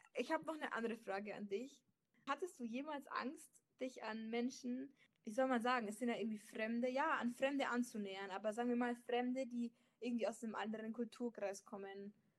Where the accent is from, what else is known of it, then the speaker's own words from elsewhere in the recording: Germany; also born or lived in Leipzig; ich bin Deutsche